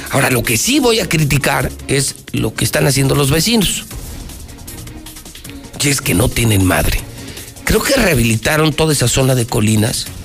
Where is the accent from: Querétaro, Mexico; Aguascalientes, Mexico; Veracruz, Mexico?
Aguascalientes, Mexico; yo no sé de qué barrio sea usted, pero yo soy del Encino, imagínese que algún estúpido por dejar, según él, bonito el templo, fuera a enjarrar todo el templo del Encino